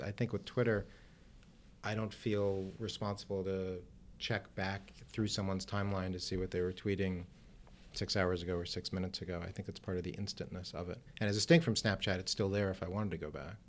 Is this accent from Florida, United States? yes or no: no; Cleveland, Ohio, United States; moved away as an adult; now in Washington, United States; I practiced law in my hometown of Cleveland, Ohio